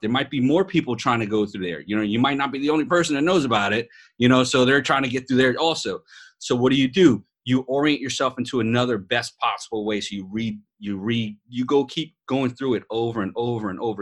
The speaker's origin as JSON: {"language": "English", "town": "New York City", "region": "New York", "country": "United States", "tie": "born or raised there", "also_born_or_lived": "Las Vegas", "accent": "New York", "moved": "yes", "said": "I'm a New York born Puerto Rican"}